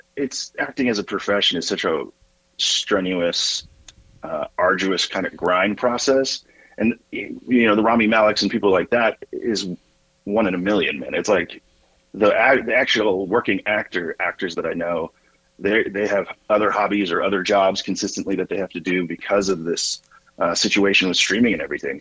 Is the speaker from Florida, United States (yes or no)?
no; Northern Virginia, United States; moved away as an adult; also born or lived in Lincoln, Nebraska / Evansville, Indiana; I'm from the Virginia side, but never claimed Virginia